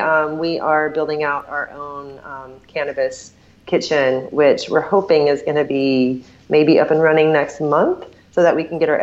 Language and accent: English; Southeast Tennessee, United States; also born or lived in Portland / Sedona / Asheville, North Carolina; now in California, United States; I'm from Southeast Tennessee, so it was kind of my old stomping ground.